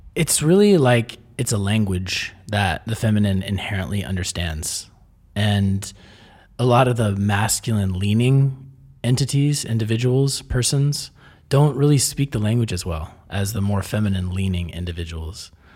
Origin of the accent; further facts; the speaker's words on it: Texas, United States; moved away as an adult; now in Mexico; growing up in Texas as a man